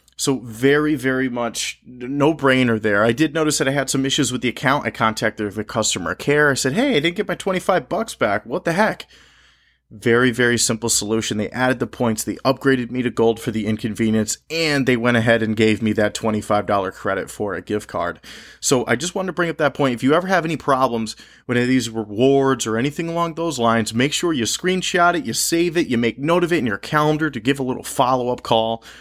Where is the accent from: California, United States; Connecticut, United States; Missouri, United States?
Connecticut, United States; I'm recording this podcast from my home state of Connecticut